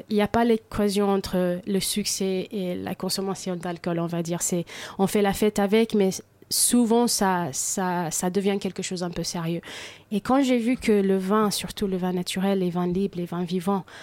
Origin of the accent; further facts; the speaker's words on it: United States; now in France; moi j'ai grandi aux États-Unis où euh, manger c'est pour être productif, pour avancer dans la vie, pour euh, bosser mieux. Et ici en France